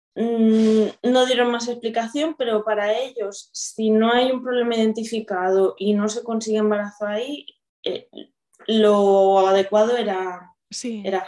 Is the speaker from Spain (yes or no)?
yes; Viladecans, Catalonia, Spain; soy de Barcelona, bueno, de una ciudad del área metropolitana de Viladecans. Además, muy, muy de Viladecans